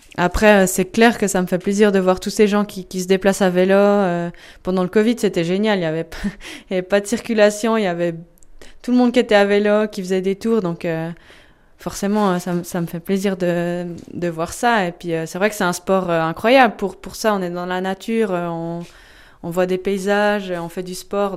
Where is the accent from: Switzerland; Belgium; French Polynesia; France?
Switzerland; Echallens, Vaud; on se trouve chez moi à Échalon, dans ma maison, dans mon jardin.